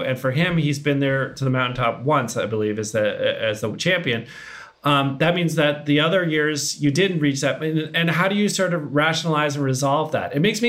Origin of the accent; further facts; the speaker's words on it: Massachusetts, United States; moved away; I was long gone from Massachusetts.